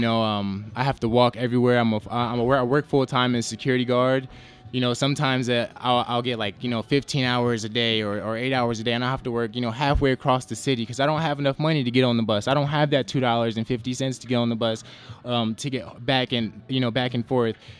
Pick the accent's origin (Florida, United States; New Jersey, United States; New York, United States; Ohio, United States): New Jersey, United States; moved away as an adult; now in Nevada, United States; I'm originally from New Jersey